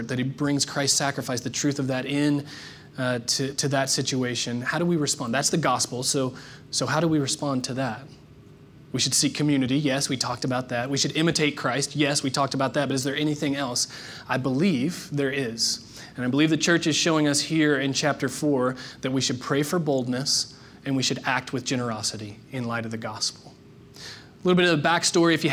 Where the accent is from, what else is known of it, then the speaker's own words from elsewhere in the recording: Palmyra, Indiana, United States; also born or lived in New Albany, Indiana; I moved from Palmyra, Indiana to the booming metropolis of New Albany, Indiana.